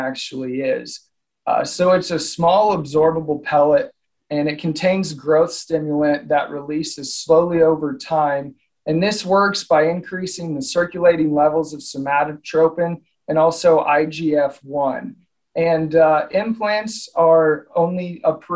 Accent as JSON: {"language": "English", "region": "Southern Illinois", "country": "United States", "tie": "born or raised there", "also_born_or_lived": "Oklahoma", "moved": "as an adult", "lives_now": "Nebraska, United States", "said": "I grew up, I'm originally from Southern Illinois"}